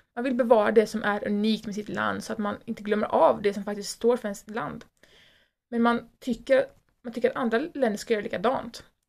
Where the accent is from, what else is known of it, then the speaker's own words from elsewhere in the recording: Sweden; vi älskar vårt land och att vi är svenskar